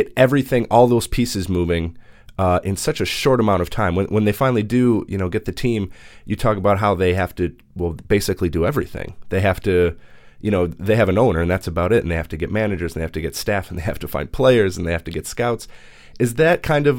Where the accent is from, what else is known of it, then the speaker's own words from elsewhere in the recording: Minneapolis, Minnesota, United States; I'm from Minneapolis